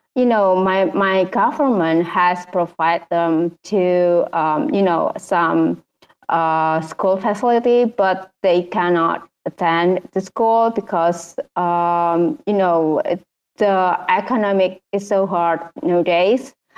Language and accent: English; Indonesia; I'm traditional painter from Indonesia